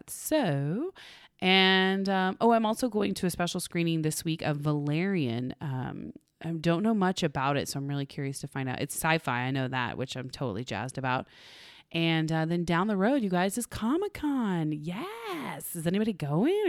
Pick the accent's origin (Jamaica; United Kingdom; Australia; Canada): Canada; I am Canadian.